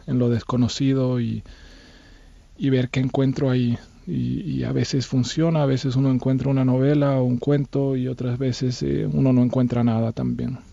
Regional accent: Bolivia; moved away as an adult; Yo me fui de Bolivia eh, a los 22 años, estuve viviendo en distintos países

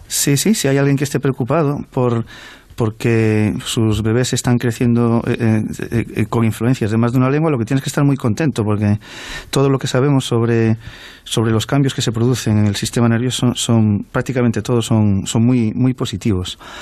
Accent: Galicia, Spain; la inmensa mayoría de las personas en Galicia podemos eh, leer, hablar y, y expresarnos en, en, tanto en castellano como en gallego

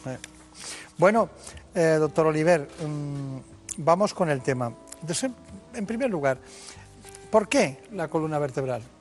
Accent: Mallorca, Balearic Islands, Spain; nosotros también nacimos en Mallorca.

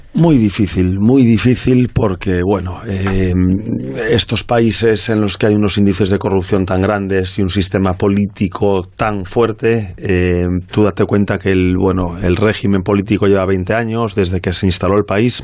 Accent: Vigo, Galicia, Spain; soy de Vigo

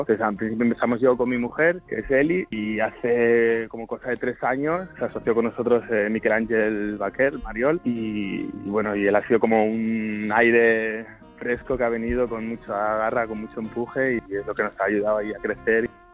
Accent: El Prat de Llobregat, Catalonia, Spain; mi pueblo, que es el Prat

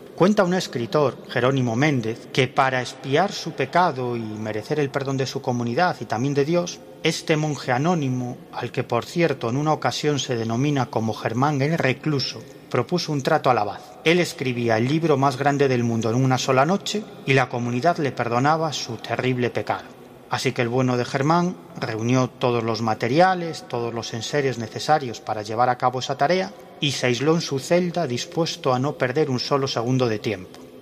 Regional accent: Galicia, Spain; Como decimos en mi tierra, en Galicia

